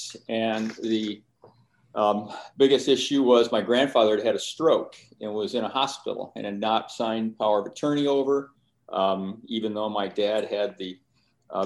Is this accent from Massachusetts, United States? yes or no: no; Finger Lakes region, New York, United States; where I grew up in Finger Lakes region